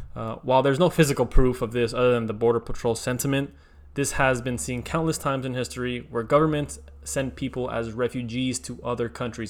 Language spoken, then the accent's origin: English; United States; I am Mexican American. Um, I say Mexican first because my parents are Mexican, both of them are Mexican, and then American uh, because I was born here